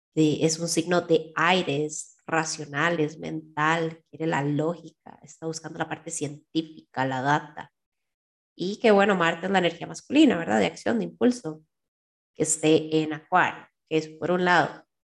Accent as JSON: {"language": "Spanish", "country": "Costa Rica"}